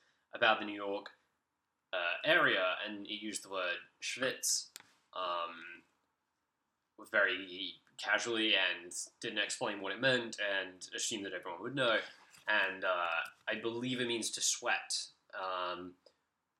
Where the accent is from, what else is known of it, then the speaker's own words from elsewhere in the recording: United Kingdom; we get in the UK